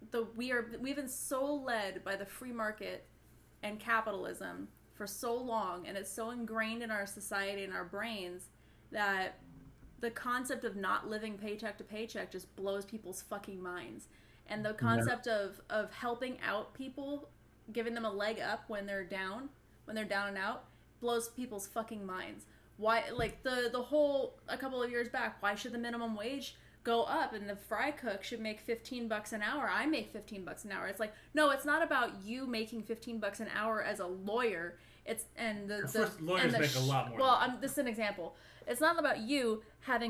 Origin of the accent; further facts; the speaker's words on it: California, United States; I'm Californian